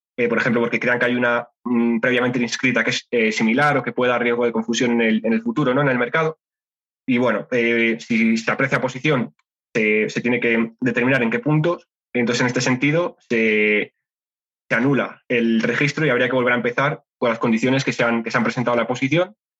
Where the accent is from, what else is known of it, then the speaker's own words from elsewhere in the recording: Spain; soy español